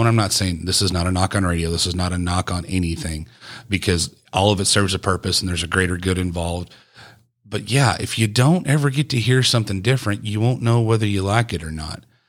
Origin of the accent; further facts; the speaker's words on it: East Texas, United States; the melting pot I grew up listening to in East Texas was obviously country music, because it's Texas